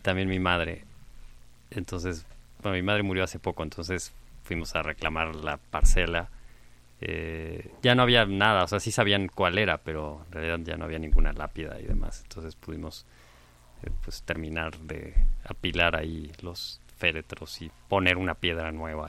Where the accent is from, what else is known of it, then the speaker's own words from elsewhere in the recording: Mexico; todos sabemos que somos mexicanos, porque está en nuestra acta de nacimiento, no sé, por haber nacido en este territorio